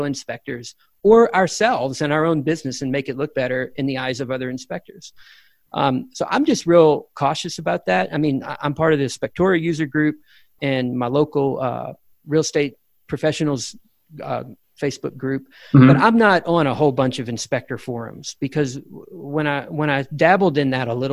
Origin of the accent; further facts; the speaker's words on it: Louisiana, United States; moved away as an adult; now in Texas, United States; I was born and raised in Louisiana. I've been in Texas for 22 years